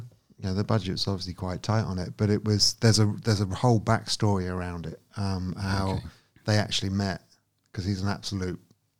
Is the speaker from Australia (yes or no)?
no; United Kingdom; I'm British.